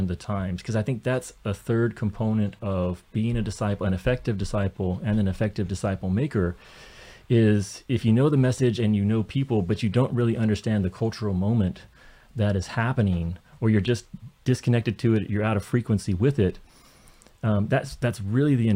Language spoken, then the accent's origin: English; rural Kentucky, United States; I grew up in rural Kentucky in farm country